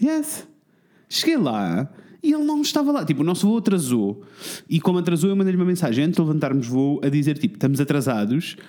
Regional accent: Portugal; nós somos portugueses

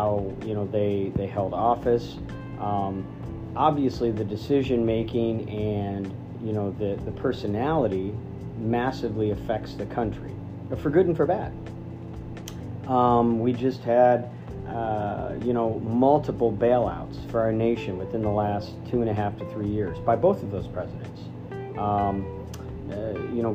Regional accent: United States; as an American

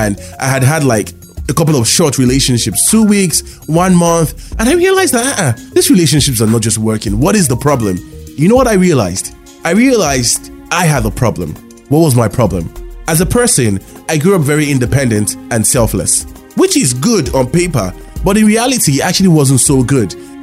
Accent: Lagos, Nigeria; I grew up in Lagos, Nigeria

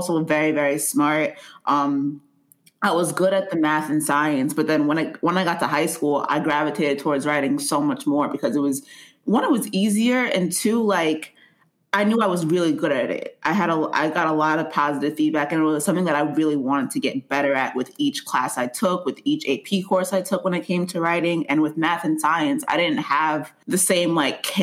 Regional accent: Nigeria; I'm Nigerian.

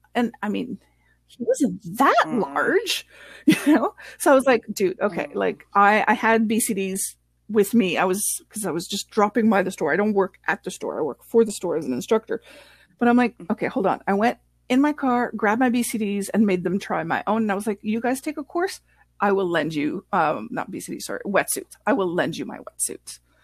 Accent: Canada; first language French; English is a second language; I'm French Canadian and English is my second language

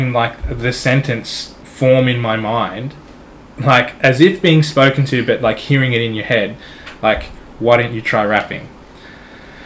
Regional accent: Australia; I'm Australian

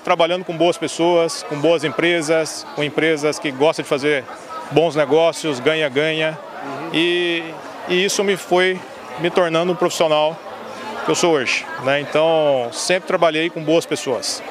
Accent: Catalão, Goiás, Brazil; moved away as an adult; also born or lived in Ouro Preto, Brazil / Minas Gerais, Brazil / São Paulo, Brazil / Houston, United States; Sou de Catalão, Goiás

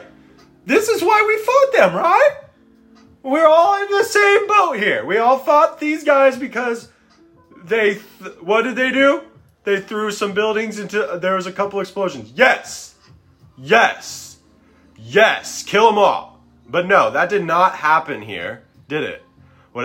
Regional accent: United States; I was born in the United States of America

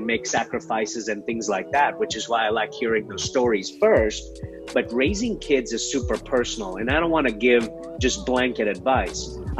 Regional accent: Columbus, Ohio, United States; Yeah, so I was raised by a single mom on the east side of Columbus, Ohio, which is right smack dab in the middle of the state and the capital.

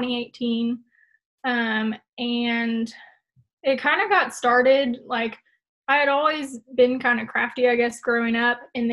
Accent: Oldham County, near Louisville, Kentucky, United States; moved away as an adult; also born or lived in Lexington, Kentucky; I'm originally from Oldham County, but then that's like right outside of Louisville

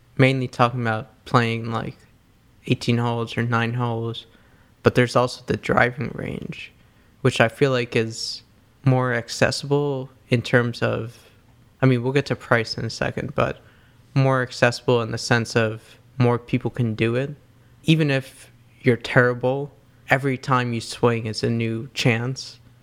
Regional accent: New York City, New York, United States; growing up in New York City

